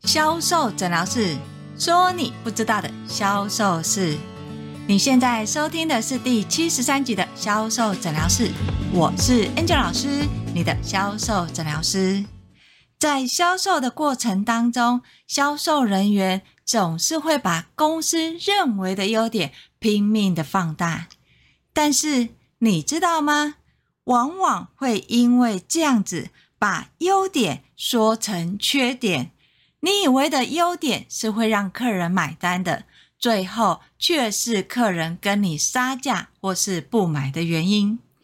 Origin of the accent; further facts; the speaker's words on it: Taiwan; 我们台湾人的属性